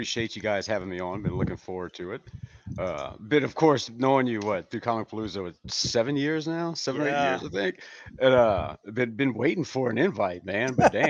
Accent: New Iberia, Louisiana, United States; moved away as an adult; now in Houston, United States; I was born and raised in New Iberia, Louisiana, and my mom's family's from, and my dad's family's from St. Landry Parish, which is around Opelousas.

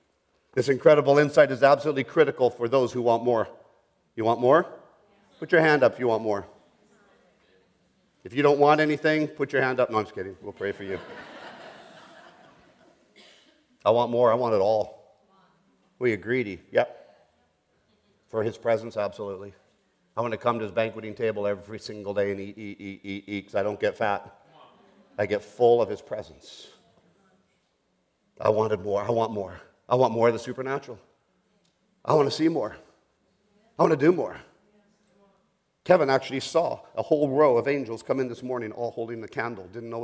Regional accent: Colombia; also born or lived in Bogota, Colombia; I grew up in the Amazon jungles of South America. I was born in Bogota, Colombia.

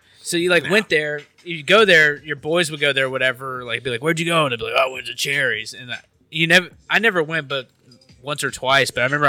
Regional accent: Memphis, Tennessee, United States; But, yeah, I grew up in Memphis.

